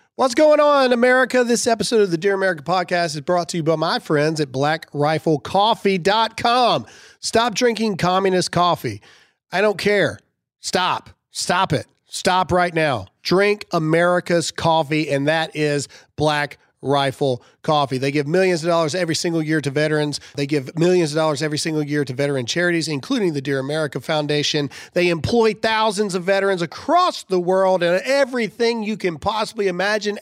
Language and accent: English; Mississippi, United States; I'm from Mississippi